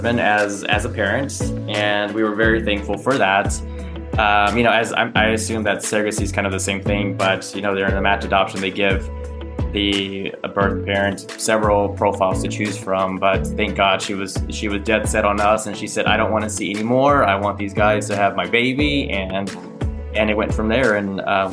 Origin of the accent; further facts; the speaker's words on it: Texas, United States; I am 42 and I am from Texas